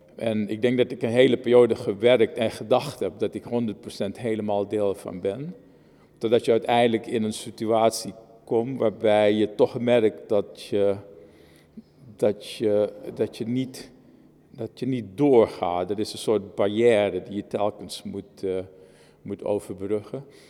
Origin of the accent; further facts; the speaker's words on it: Moengo, Marowijne, Suriname; Ik ben in het oosten van Suriname geboren. In Mongo, een boksjesstadje eh, eh, in, in het oosten van Suriname.